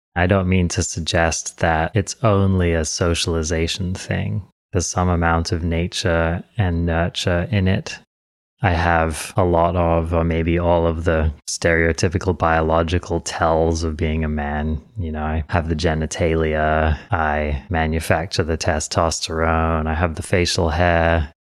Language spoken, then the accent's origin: English; England, United Kingdom; I was born in England. I'm English.